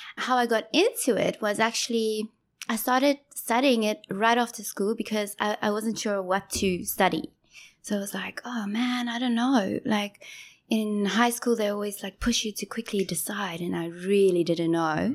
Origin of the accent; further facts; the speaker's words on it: Johannesburg, Gauteng, South Africa; moved away as an adult; also born or lived in Durban, South Africa / Ballito, South Africa; now in Ho Chi Minh City, Vietnam; So, I grew up in Joburg